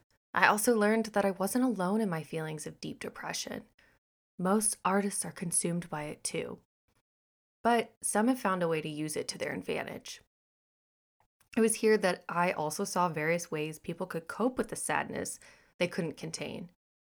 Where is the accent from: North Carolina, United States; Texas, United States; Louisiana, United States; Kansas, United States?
Texas, United States; born there; also born or lived in Missouri; now in Florida, United States; I was born in Texas, spent a third of my life in Missouri, and now reside in the Sunshine State of Florida.